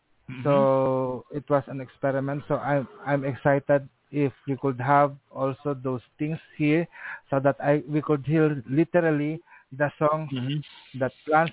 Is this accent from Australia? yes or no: no; Philippines